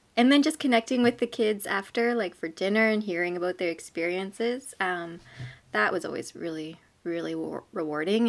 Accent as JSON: {"language": "English", "region": "southern Manitoba", "country": "Canada", "tie": "born or raised there", "said": "I grew up in a small southern Manitoba hamlet, I guess. It's called New Birth Hall"}